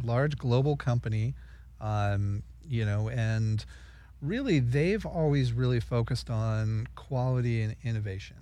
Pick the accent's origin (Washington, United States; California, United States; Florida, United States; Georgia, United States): California, United States; Redondo Beach; Redondo Beach, California